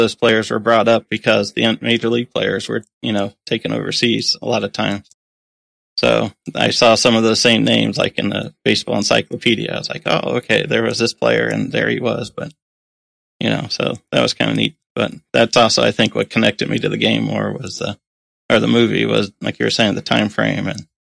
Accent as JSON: {"language": "English", "town": "Cincinnati", "region": "Ohio", "country": "United States", "tie": "born or raised there", "said": "where I grew up in Cincinnati"}